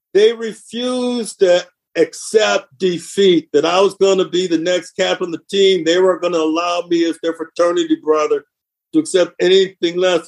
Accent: Flint, Michigan, United States; I'm from Flint, Michigan

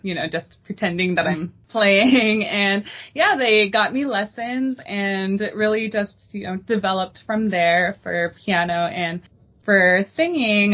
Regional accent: El Paso, Texas, United States; now in Dallas, United States; I'm originally from El Paso, Texas. That is home

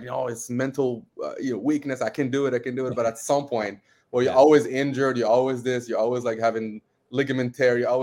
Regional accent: Morocco; moved away as an adult; now in Canada; I'm from Morocco. I immigrated to Canada at 18.

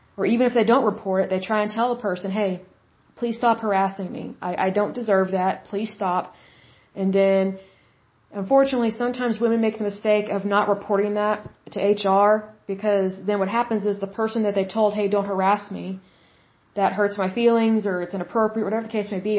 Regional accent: Oklahoma, United States; I'm from Oklahoma

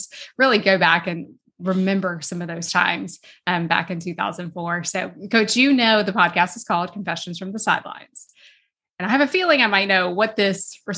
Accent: South Georgia, United States; I grew up in South Georgia

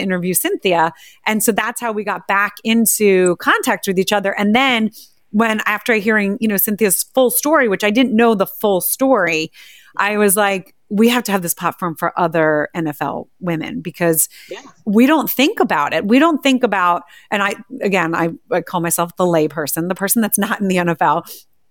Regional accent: New Jersey, United States; I grew up right outside of Philadelphia in a small town, New Jersey

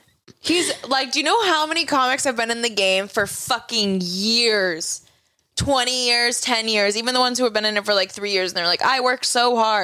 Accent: Boston, Massachusetts, United States; we're not Spanish and we're from Boston.

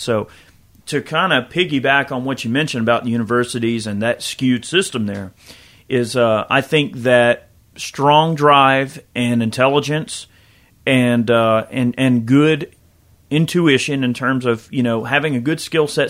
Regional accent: United States; I am an American

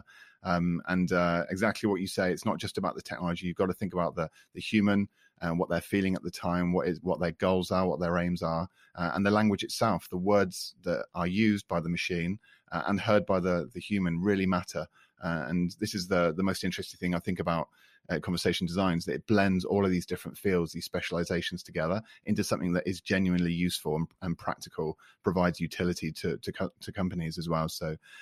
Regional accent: United Kingdom; accent: British; first language English; now in France; my British accent

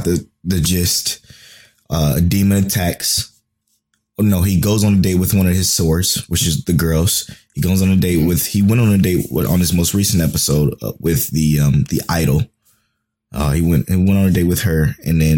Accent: Cleveland, Ohio, United States; we're from Cleveland.

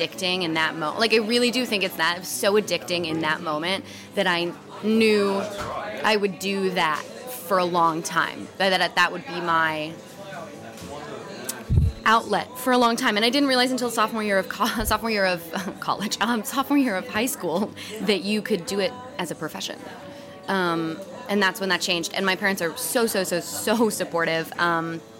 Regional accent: Southern California, United States; I grew up in Southern California in a small little beach town

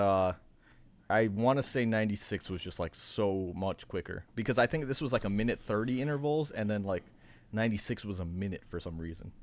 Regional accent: Tampa, Florida, United States; I'm not trying to knock my hometown here

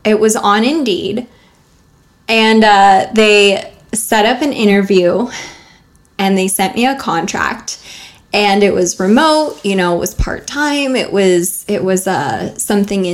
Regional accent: United States; as an American

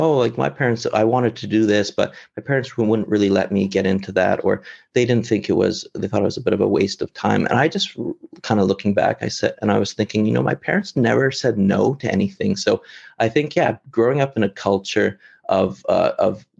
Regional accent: Lethbridge, Alberta, Canada; moved away as an adult; now in China; growing up in Lethbridge in a smaller city

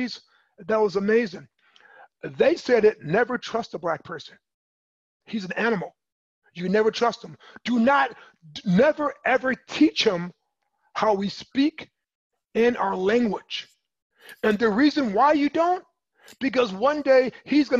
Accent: Michigan City, Indiana, United States; I was born and raised in Michigan City in Indiana

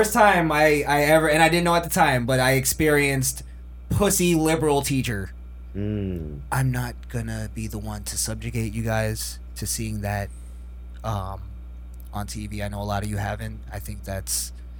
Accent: New York, United States; moved away; And I'm from New York.

